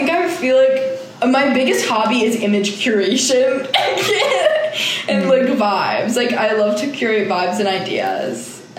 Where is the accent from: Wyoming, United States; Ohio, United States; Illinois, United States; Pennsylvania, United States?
Ohio, United States; Cleveland; now in New York, United States; I'm from Cleveland